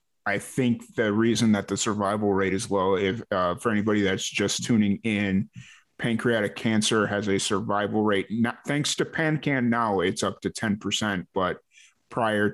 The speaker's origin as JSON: {"language": "English", "town": "Chicago", "region": "Illinois", "country": "United States", "tie": "born or raised there", "said": "I grew up in South Chicago"}